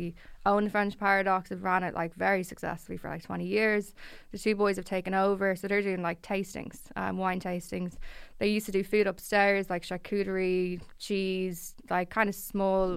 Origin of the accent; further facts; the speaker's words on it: Dublin, Leinster, Ireland; I grew up in Blanche